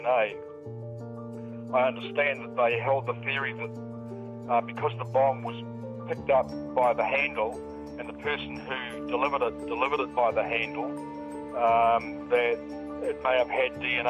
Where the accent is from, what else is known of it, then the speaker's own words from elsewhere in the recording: New Zealand; I'm a Kiwi